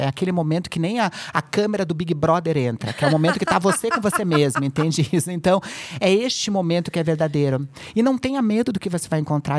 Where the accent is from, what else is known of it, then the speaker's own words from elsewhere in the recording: Curitiba, Paraná, Brazil; moved away as an adult; now in São Paulo, Brazil; em Curitiba, que é onde eu nasci, eu moro agora há oito anos aqui em São Paulo